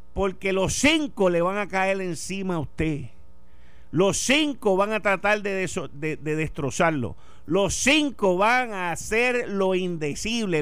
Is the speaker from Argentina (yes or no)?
no; Puerto Rico; puertorriqueños hablando inglés como somos tú, yo y los míos